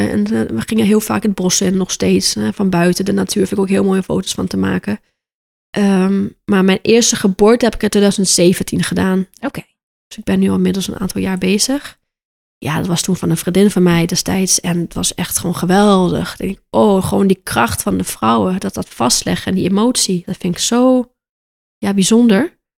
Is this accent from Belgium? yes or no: no; Aruba; moved away as an adult; now in Netherlands; ja, ik kom uit Aruba en ik ben nu 10 jaar in Nederland, woon ik nu.